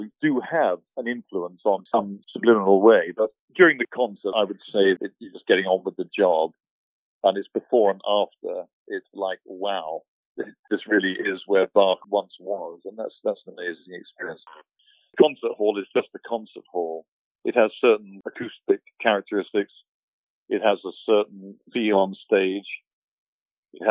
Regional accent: Wooburn Green, South East England, United Kingdom; moved away; being British, you know, my local church in Woburn Green in Buckinghamshire is a 12th century church. So you can go in there, and, you know, which I did, sang in the choir there.

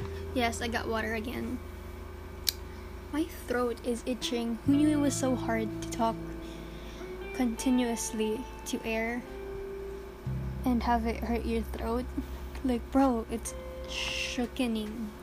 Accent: Philippines; Being a Filipino teen is hard. Because, okay. I'm living a middle class life in a third world country.

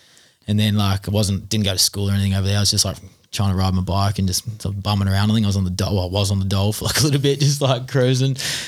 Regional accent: Darlington, Western Australia, Australia; moved away as an adult; now in New Zealand; I grew up in the hills, which is like, I grew up in Darlington, so my parents live in Joondalup now, which is like down in the city

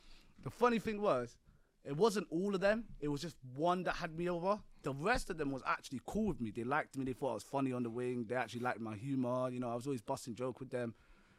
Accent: London, United Kingdom; if I would have said I'm from London, I would have had to state where I'm from

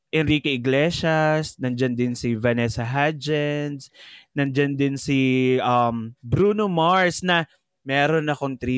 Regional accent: Philippines; true. Pinoy ako.

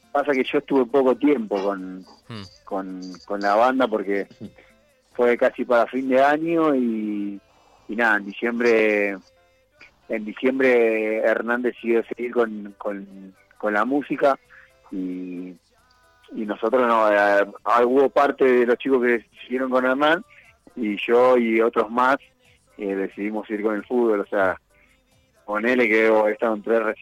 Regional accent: Argentina; now in Ecuador; Somos pocos argentinos

